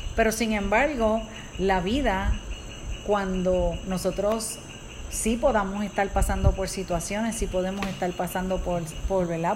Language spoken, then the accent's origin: Spanish; Puerto Rico; nosotros somos de Puerto Rico